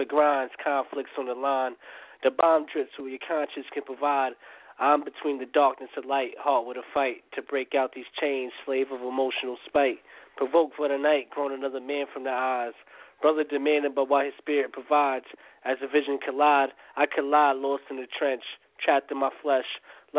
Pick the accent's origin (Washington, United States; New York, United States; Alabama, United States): New York, United States; New York.